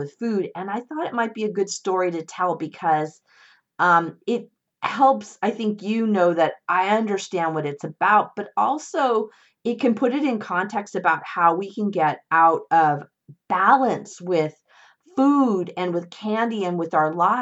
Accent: Northern California, United States; when I was around eight years old. My parents got a divorce, and my mom, my brother, and I moved from Southern California to Northern California

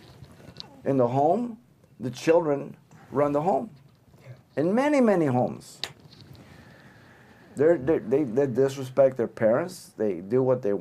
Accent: Mexico City, Mexico; moved away; I was born in Mexico City.

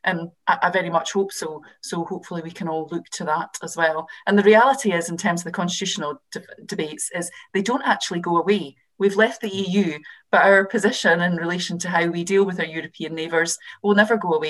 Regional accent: Scotland, United Kingdom; I'm obviously a Scottish MP. The situation in Scotland was even more stark.

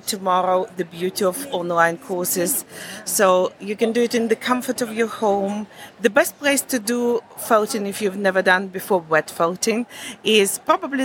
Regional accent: Kazakhstan; English is a second language; moved away as an adult; also born or lived in Germany; now in Loughborough, United Kingdom; I'm Russian German from Kazakhstan.

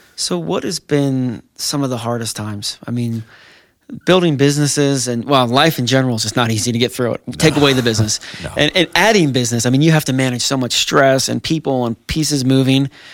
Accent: New Jersey, United States; I'm from New Jersey

